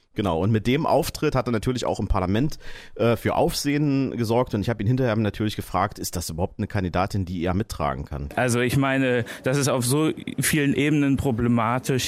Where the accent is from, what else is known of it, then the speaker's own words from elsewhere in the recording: Saxony-Anhalt, Germany; bei uns in Sachsen-Anhalt